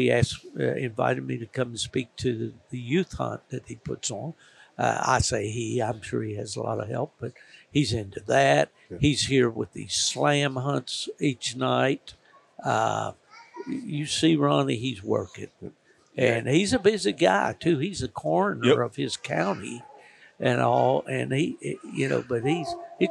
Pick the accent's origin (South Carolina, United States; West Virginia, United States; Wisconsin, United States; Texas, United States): West Virginia, United States; southern; I was born in West Virginia, which in the southern